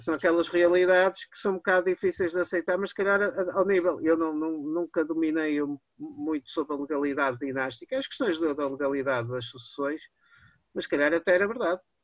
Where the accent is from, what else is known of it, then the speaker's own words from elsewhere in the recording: Porto, Norte, Portugal; eu sou do Porto